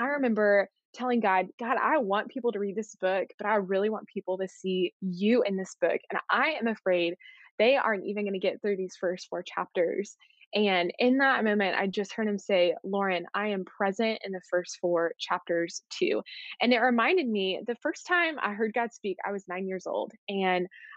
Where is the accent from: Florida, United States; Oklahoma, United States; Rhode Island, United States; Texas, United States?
Texas, United States; Arlington; also born or lived in Waco, Texas; I grew up in Arlington, Texas, and then I moved to Waco a few years ago for college at Baylor University